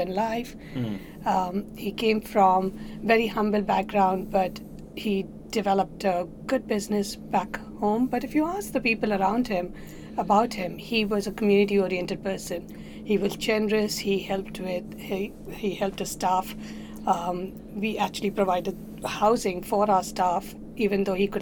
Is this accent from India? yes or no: yes; Mumbai, Maharashtra, India; moved away as an adult; also born or lived in southern India / Auckland, New Zealand; now in Queenstown, New Zealand; I come from the southern part of India, but born and brought up in Mumbai. I migrated to New Zealand in 1999.